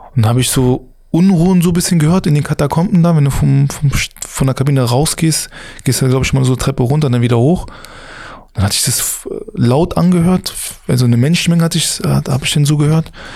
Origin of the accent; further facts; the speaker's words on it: Berlin, Germany; als Berliner